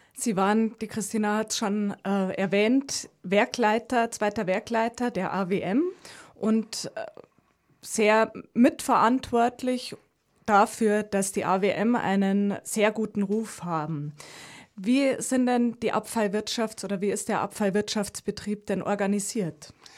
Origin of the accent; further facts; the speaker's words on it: Landshut, Bavaria, Germany; ich komme aus Landshut